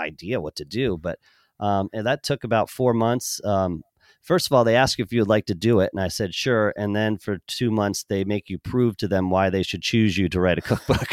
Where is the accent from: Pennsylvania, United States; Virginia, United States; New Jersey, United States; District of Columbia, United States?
Pennsylvania, United States; now in Kansas City, United States; growing up on the East Coast in Pennsylvania